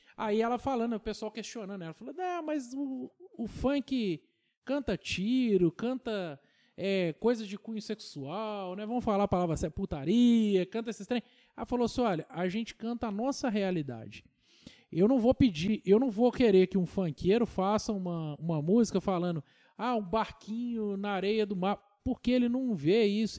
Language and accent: Portuguese; Tocantins, Minas Gerais, Brazil; eu sou do Tocantins original